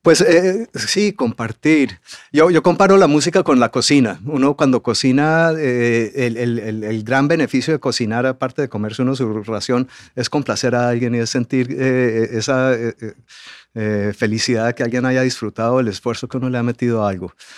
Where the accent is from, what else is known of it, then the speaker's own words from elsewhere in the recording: Colombia; moved away; also born or lived in England; yo viví 24 años en Inglaterra y desde que me fui para allá no veía el momento de regresar a Colombia